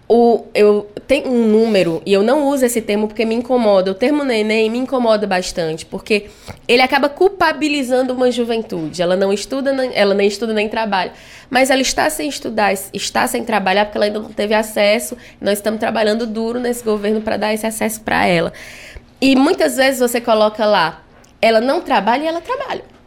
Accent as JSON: {"language": "Portuguese", "town": "Fortaleza", "region": "Ceará", "country": "Brazil", "tie": "born or raised there", "also_born_or_lived": "Limoeiro do Norte", "said": "eu sou uma pessoa que nasci no interior do Ceará, em Limoeiro do Norte, mas vim criança para Fortaleza e passei a vida toda na Granja Portugal, no Grande Bom Jardim"}